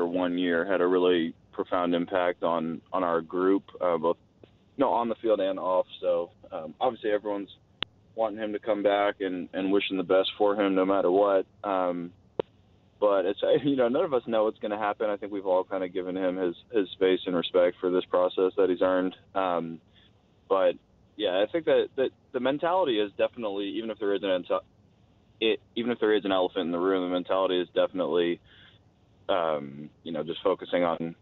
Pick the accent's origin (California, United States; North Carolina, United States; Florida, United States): California, United States; Oakland; I'm from Oakland, so I grew up a Raiders fan